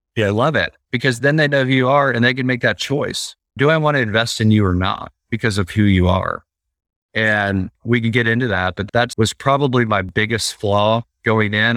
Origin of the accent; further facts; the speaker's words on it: Oklahoma, United States; I'm from Oklahoma. I travel to L A on occasion for business trips